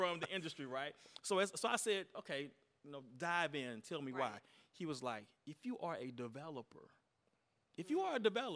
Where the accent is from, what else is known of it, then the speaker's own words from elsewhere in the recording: Beaumont, Texas, United States; It goes back to my deep roots growing up in Beaumont, Texas